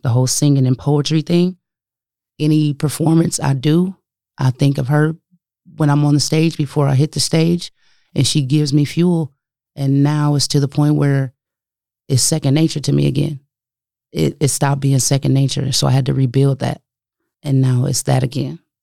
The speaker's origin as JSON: {"language": "English", "town": "Omaha", "region": "Nebraska", "country": "United States", "tie": "born or raised there", "also_born_or_lived": "Denver", "said": "a kid growing up in North Omaha, uh, in the street, no doubt, you know, gang affiliated"}